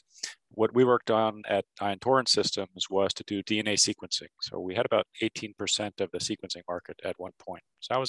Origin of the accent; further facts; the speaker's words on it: New Jersey, United States; moved away as an adult; also born or lived in California / Connecticut / Massachusetts / Texas; I grew up in New Jersey.